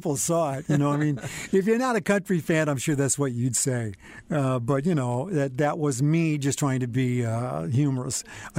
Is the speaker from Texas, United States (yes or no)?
no; Denver, Colorado, United States; moved away; I apologize to all the folks who think I'm a Yankee, even though I'm from Denver.